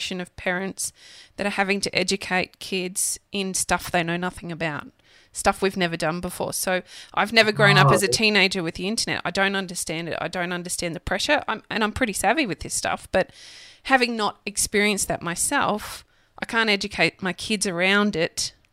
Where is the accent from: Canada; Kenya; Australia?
Australia; Redcliffe, Queensland; I grew up in Redcliffe